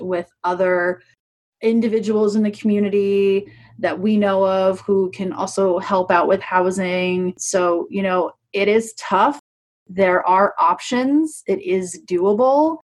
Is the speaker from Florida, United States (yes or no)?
no; New York, United States; moved away as an adult; also born or lived in Prescott, Arizona; now in Tucson, United States; I'm originally from New York